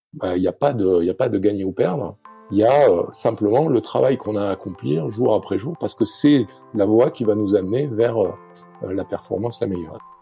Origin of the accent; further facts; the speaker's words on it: Arcachon Basin, Nouvelle-Aquitaine, France; je suis français, je viens du, euh, sud-ouest de la France, Basse-en-Arcachon.